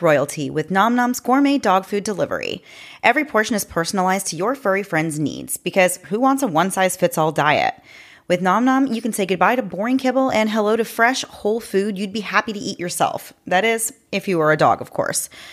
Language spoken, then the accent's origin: English; Daytona Beach, Florida, United States; I grew up in Daytona and did live right down there on the beach